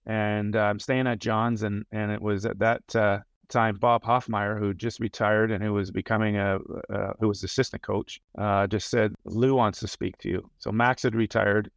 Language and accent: English; Toronto, Ontario, Canada; moved away; I grew up in Toronto, basically, uh, ten minutes outside of the, the city center